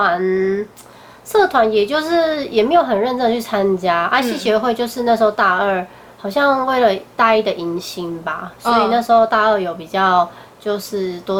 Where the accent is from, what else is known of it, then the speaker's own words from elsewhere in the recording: Kaohsiung, Taiwan; 因为我本身是高雄人